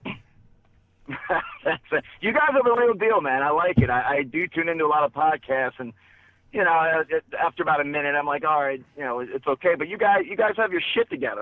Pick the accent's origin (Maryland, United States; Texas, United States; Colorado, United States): Maryland, United States; I'm from Maryland. I'm, I'm a Ravens fan